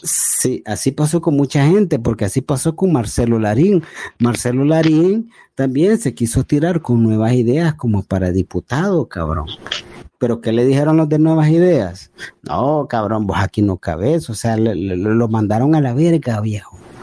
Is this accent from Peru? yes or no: no; El Salvador; yo como salvadoreño